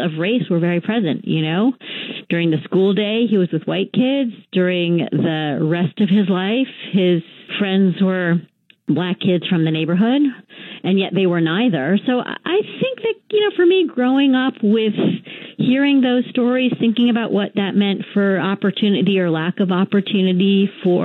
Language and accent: English; California, United States; I grew up in California in the 70s and 80s